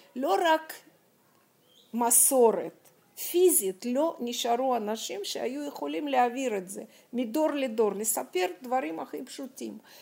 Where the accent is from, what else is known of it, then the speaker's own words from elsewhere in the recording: Moscow, Russia; Hebrew is a second language; moved away as an adult; also born or lived in Kyiv, Ukraine / Jerusalem, Israel; now in Israel; נולדתי בקייב, כי אימא שלי, אה, רצתה להוליד אותי בקרבת משפחתה, ואז אחרי שלושה חודשים, אה, חזרנו למוסקבה. ושם בעצם, אה, גרתי שלושים שנה